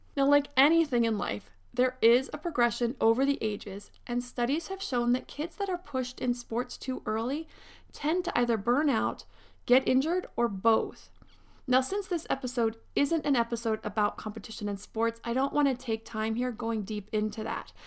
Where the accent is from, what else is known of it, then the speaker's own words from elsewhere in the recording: Pennsylvania, United States; now in Southern California, United States; I grew up in Pennsylvania